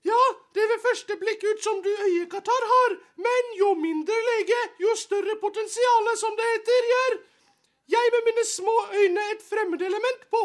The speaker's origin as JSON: {"language": "Norwegian", "region": "Oslo", "country": "Norway"}